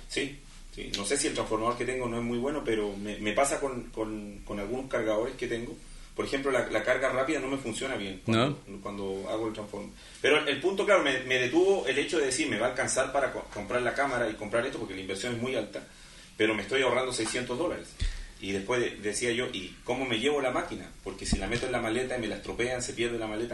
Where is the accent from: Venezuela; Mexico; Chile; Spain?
Chile; en mi caso, que vengo desde Chile